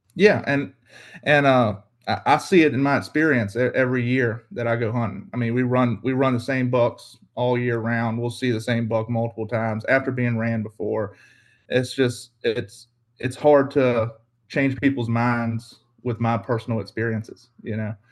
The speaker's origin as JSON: {"language": "English", "town": "Carrsville", "region": "Virginia", "country": "United States", "tie": "born or raised there", "said": "I'm from Southeast Virginia. I grew up in a small town called Carsville, uh, Virginia"}